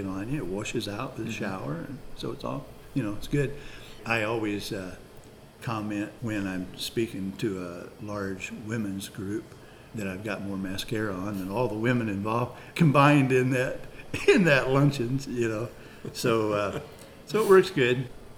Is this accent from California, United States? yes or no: no; East Peoria, Illinois, United States; moved away as an adult; now in Tremont, United States; This is where I live now. I grew up in East Peoria.